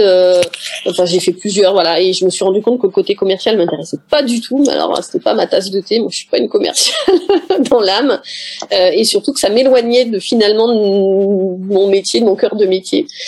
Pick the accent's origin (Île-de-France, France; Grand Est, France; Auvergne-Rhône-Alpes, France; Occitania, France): Île-de-France, France; Paris; moved away as an adult; je suis parisienne d'origine, même si je vis dans le sud de la France aujourd'hui